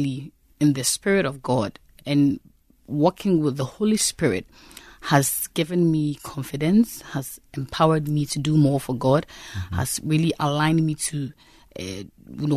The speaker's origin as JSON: {"language": "English", "country": "Ghana", "said": "I come from Ghana, and I live in Accra with my family"}